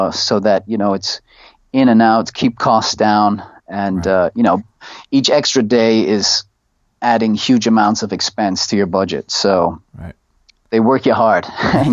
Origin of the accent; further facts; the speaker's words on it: Ireland; moved away as an adult; now in Thailand; We studied Irish in all throughout school